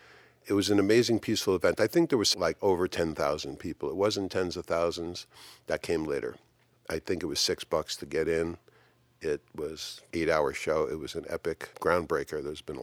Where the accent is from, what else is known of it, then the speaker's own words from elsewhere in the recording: Boulder, Colorado, United States; And it was born and raised in Boulder, and it was pretty cool.